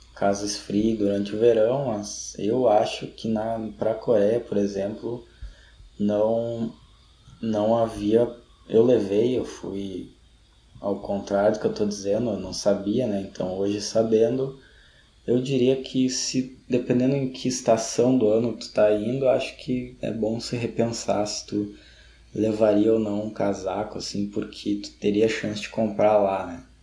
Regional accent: Gaúcho, Rio Grande do Sul, Brazil; a gente é gaúcho, talvez não seja um parâmetro muito bom, mas a gente tem invernos é, rigorosos

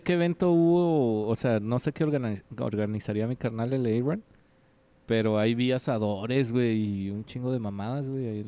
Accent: Ciudad Juárez, Chihuahua, Mexico; de Juárez

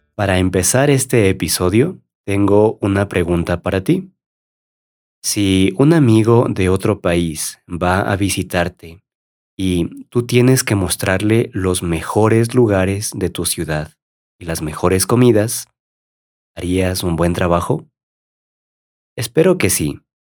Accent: Ecuador; como ecuatoriano

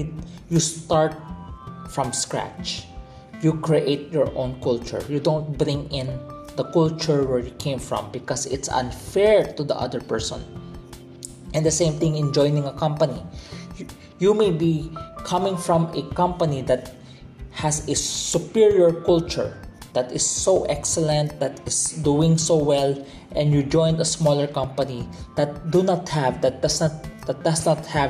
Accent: Philippines; I was brought up in the Philippines. I am Filipino by heart

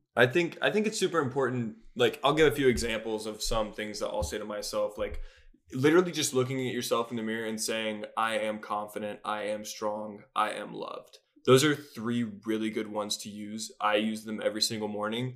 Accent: Charlotte, North Carolina, United States; I'm also from Charlotte

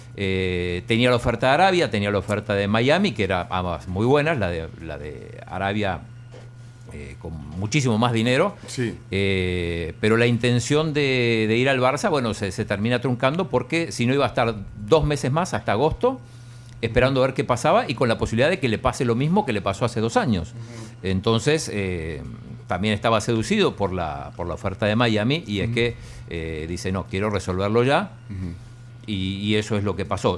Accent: Balcarce, Buenos Aires Province, Argentina; De Valcarce, provincia de Buenos Aires

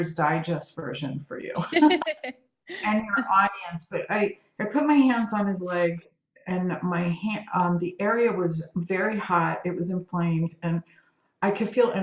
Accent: New York City, New York, United States; moved away as an adult; also born or lived in Southern California; now in California, United States; my crazy Italian household growing up in Brooklyn

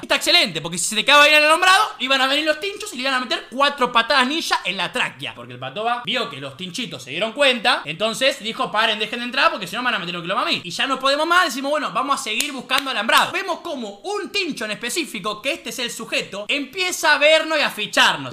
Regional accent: La Plata, Buenos Aires Province, Argentina; yo soy de acá de La Plata

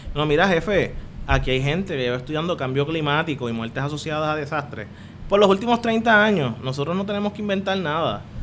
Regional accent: Caguas, Puerto Rico; moved away; also born or lived in United States; yo soy de Cagua que fue como uno de los primeros que empezó a recibir señal

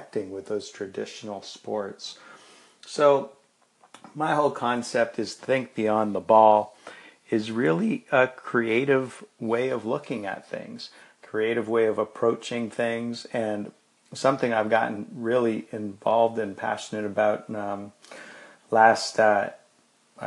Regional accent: Toronto, Ontario, Canada; moved away as an adult; also born or lived in Venezuela; Toronto, Canada, my hometown.

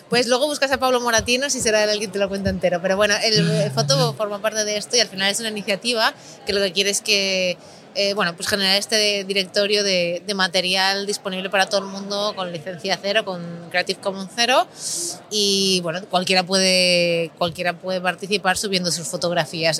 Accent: Galicia, Spain; now in Barcelona, Spain; yo soy gallega

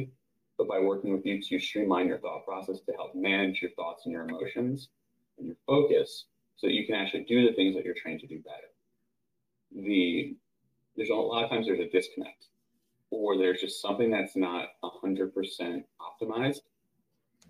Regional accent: suburbs of New York City, United States; moved away as an adult; now in Georgia, United States; in the suburbs of New York City

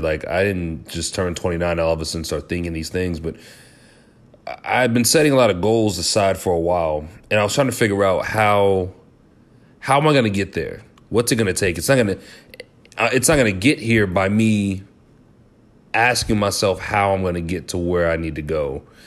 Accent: Kansas City, Missouri, United States; I was from Kansas City

